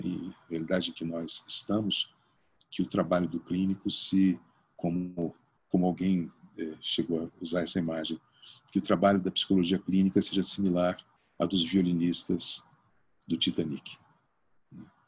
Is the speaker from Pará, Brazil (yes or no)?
no; Porto Alegre, Rio Grande do Sul, Brazil; moved away; also born or lived in Bagé; Eu passei todas as minhas férias quando morava em Porto Alegre, né, eu sou, eu sou gaúcho